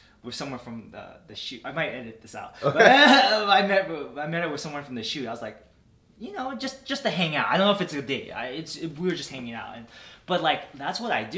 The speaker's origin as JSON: {"language": "English", "town": "Milpitas", "region": "California", "country": "United States", "moved": "yes", "lives_now": "Los Angeles, United States", "said": "I'm Milpitas."}